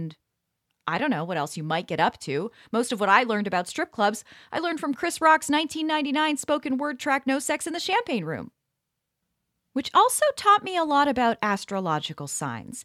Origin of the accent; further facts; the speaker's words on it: Pickering, Ontario, Canada; now in Toronto, Canada; my hometown of Pickering